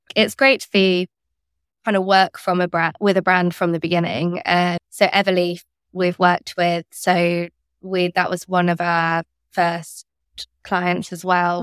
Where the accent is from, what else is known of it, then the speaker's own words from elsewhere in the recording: near Cambridge, East of England, United Kingdom; moved away as an adult; also born or lived in London; I grew up near Cambridge